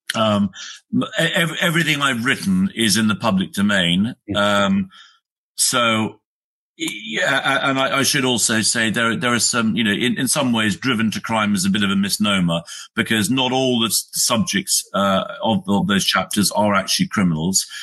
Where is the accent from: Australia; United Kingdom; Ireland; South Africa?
United Kingdom; I'm a Brit. I live in the UK